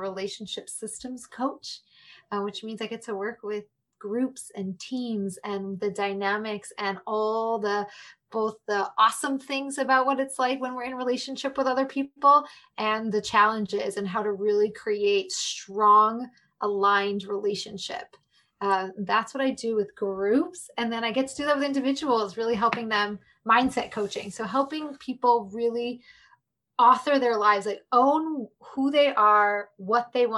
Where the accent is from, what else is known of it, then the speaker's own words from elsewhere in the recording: Chicago, Illinois, United States; also born or lived in New York City; I'm from Chicago